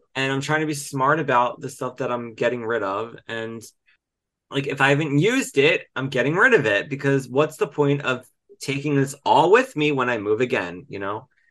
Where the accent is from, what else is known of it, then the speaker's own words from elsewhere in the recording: Delco, Pennsylvania, United States; moved away; also born or lived in Glenolden, Pennsylvania; I'm from Delco and I, you know, lived in Glenolden